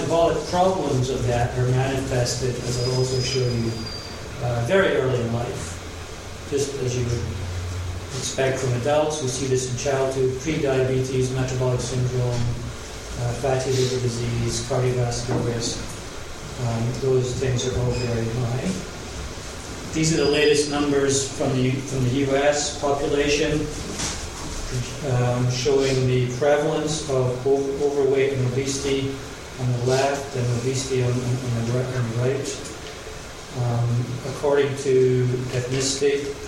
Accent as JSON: {"language": "English", "town": "Glasgow", "region": "Scotland", "country": "United Kingdom", "moved": "yes", "lives_now": "Los Angeles, United States", "said": "I'm from Glasgow originally, and it was really terrible. I lost my accent a long time ago. Very sad. Try and bring it back on. But I've been living in the U.S. for 20 years, Los Angeles for 12 years."}